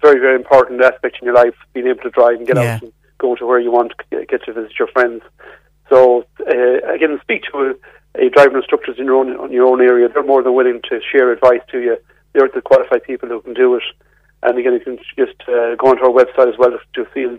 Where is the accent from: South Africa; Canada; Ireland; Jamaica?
Ireland; also born or lived in Mayo; as Irish people